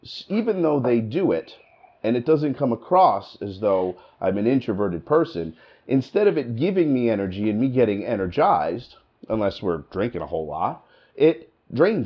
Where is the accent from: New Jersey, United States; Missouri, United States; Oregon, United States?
New Jersey, United States; accent: New Jersey; now in Michigan, United States; I live in Michigan now, and I've been there for a long time, you know, but I'm from New Jersey. And when I got here, I sounded like I was from New Jersey.